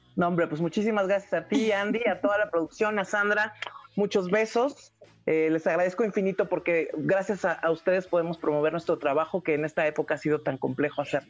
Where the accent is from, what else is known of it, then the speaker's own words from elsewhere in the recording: Mexico; como buenas mexicanas